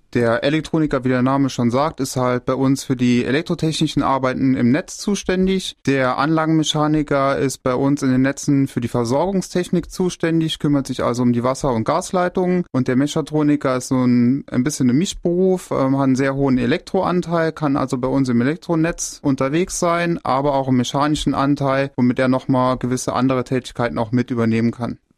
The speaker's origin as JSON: {"language": "German", "town": "Merzig", "region": "Saarland", "country": "Germany", "said": "Ich bin 38 Jahre, komme aus Merzig"}